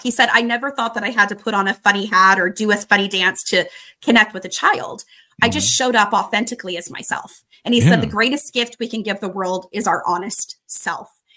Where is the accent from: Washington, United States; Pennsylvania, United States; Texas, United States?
Washington, United States; Spokane; my hometown in Spokane, Washington